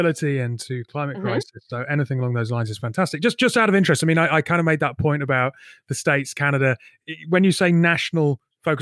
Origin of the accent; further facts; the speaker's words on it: Newcastle upon Tyne, North East England, United Kingdom; being a teenager growing up in Newcastle